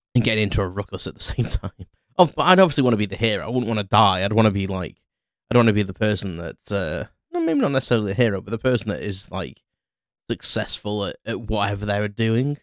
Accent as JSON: {"language": "English", "town": "Crewe", "region": "North West England", "country": "United Kingdom", "tie": "born or raised there", "said": "I walked around Crewe, uh, my hometown"}